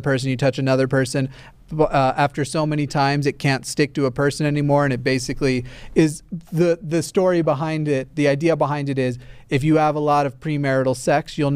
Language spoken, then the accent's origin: English; the South, United States; moved away; I grew up in the South, or at least I spent a number of years in the South